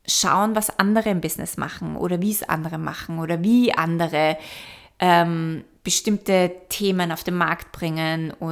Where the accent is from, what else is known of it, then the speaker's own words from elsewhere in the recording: Vienna, Austria; moved away; Ich war jetzt eineinhalb Jahre nicht mehr in meiner alten Heimat in Wien